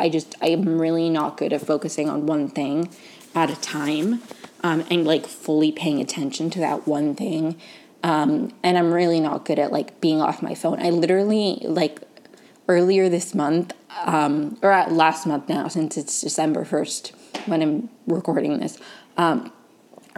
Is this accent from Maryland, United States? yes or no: yes; right outside of DC, Maryland, United States; moved away as an adult; now in Los Angeles, United States; I grew up in Maryland right outside of DC